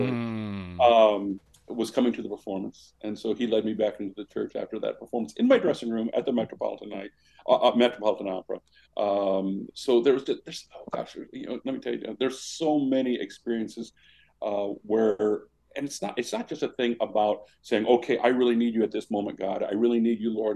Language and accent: English; Washburn, Illinois, United States; moved away; the little hometown I grew up in, 1,067 people, Washburn, Illinois